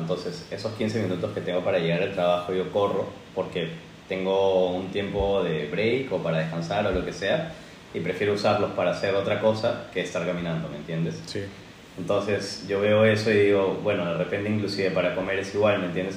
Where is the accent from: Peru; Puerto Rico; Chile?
Peru; Lima; now in Spain; Soy de Perú, de Lima, Perú.